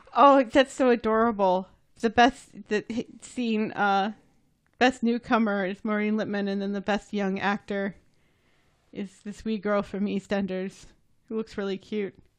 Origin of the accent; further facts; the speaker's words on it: United States; I'm American